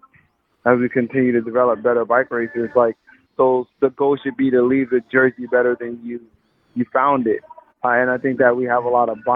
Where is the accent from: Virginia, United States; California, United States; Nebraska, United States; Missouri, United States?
California, United States; Los Angeles; I come from South Central